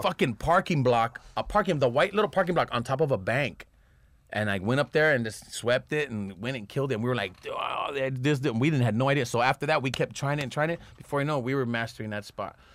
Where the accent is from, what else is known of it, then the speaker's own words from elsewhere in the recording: Los Angeles, California, United States; I grew up in Echo Park